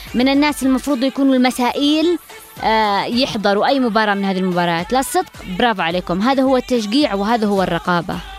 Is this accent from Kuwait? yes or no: no; Yemen; كلنا كيمنيين